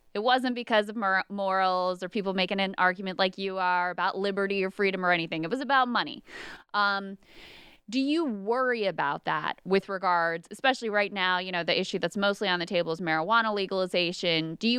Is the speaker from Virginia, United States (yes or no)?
yes; Virginia, United States; Virginia happens to be my home state.